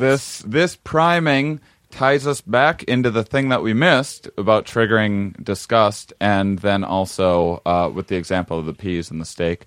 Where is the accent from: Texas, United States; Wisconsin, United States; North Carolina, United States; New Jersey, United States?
Wisconsin, United States; I'm from Wisconsin, we eat very bland food there